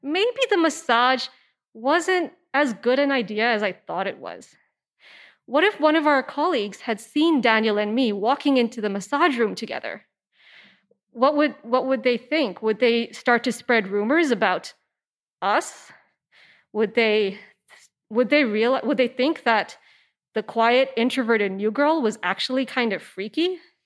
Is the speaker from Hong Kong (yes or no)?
yes; Hong Kong; I am an Indian woman from Hong Kong